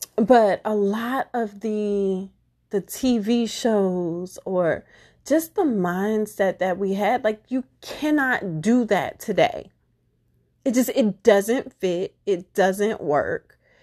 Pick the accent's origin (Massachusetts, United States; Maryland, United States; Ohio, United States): Maryland, United States; Baltimore; I was raised in Baltimore